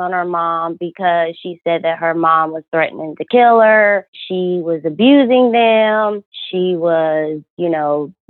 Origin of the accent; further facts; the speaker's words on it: Georgia, United States; I'm from Georgia